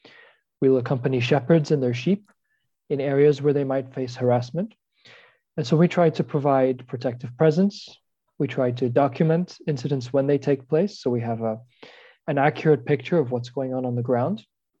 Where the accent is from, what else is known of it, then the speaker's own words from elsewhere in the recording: Jerusalem, Jerusalem District, Israel; and I grew up in Jerusalem very much in an interesting context in between both the Israeli community and the Palestinian community in Jerusalem.